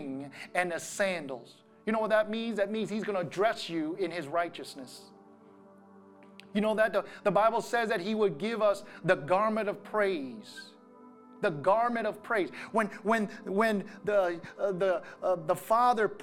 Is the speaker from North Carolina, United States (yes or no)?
no; Wisconsin, United States; growing up in Wisconsin